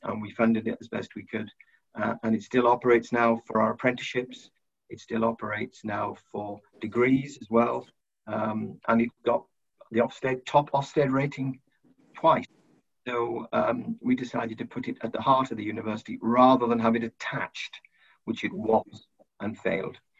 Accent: South Wales, United Kingdom; poor family in South Wales. We lived in a prefab.

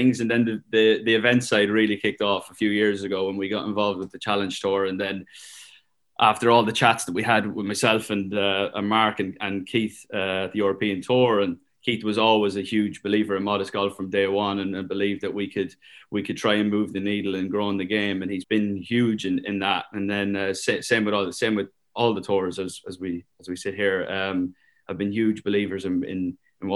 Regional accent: Ireland; Being Irish was a big part of it.

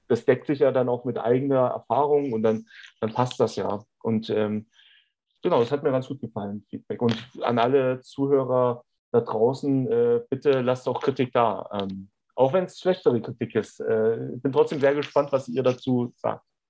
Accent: Germany

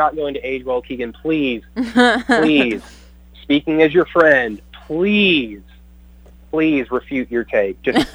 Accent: Oklahoma, United States; I'm from Oklahoma, so I love my home

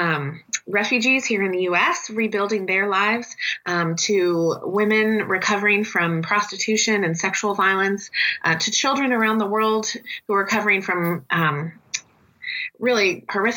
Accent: California, United States; I'm originally from California here in the U.S.

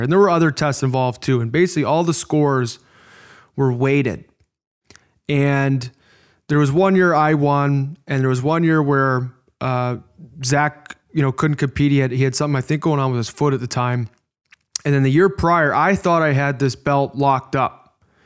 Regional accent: Midwest, United States; accent: Midwest; my Midwest accent

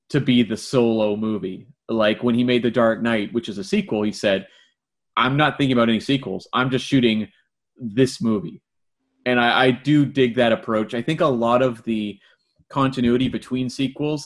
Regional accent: Canada; Being a Canadian myself

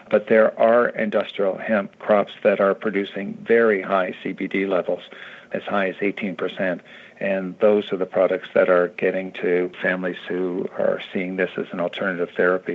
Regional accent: Canada; now in United States; I came from Canada. We had industrial hemp in Canada.

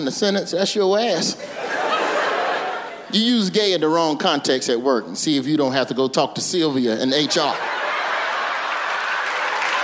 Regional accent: Birmingham, Alabama, United States; I'm from Birmingham

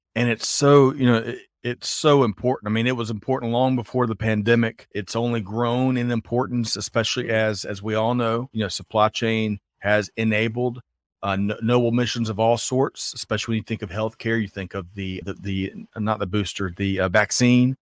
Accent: Aiken, South Carolina, United States; I grew up in Aiken, South Carolina

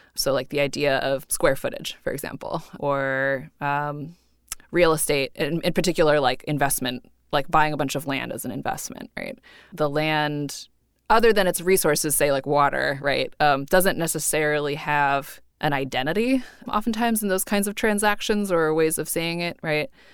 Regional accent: Cupertino, California, United States; I grew up in Cupertino

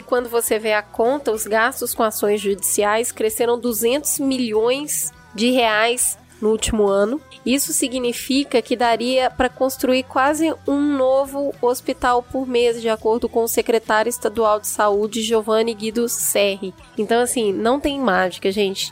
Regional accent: Minas Gerais, Brazil; now in São Paulo, Brazil; como uma boa mineira

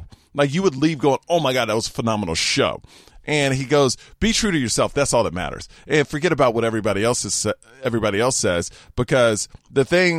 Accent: Houston, Texas, United States; But growing up in Houston, it was very racist, the parts I lived in.

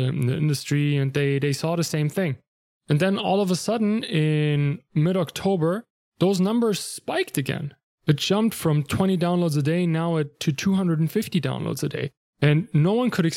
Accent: Germany; English is a second language; moved away; I'm not a native English speaker. I'm from Germany originally

